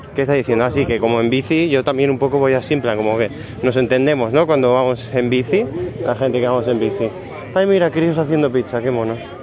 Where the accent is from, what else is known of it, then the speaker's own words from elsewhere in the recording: Badalona, Catalonia, Spain; now in Barcelona, Spain; Yo soy de Badalona